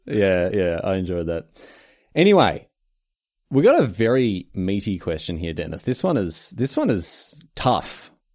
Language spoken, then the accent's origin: English; Australia; in Australia we call 'em garage sales